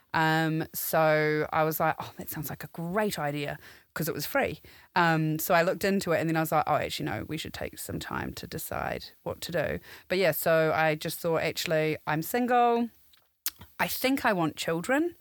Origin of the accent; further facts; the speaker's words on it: New Zealand; moved away as an adult; now in London, United Kingdom; I'm from New Zealand. Um, originally, I've been in London for ten years now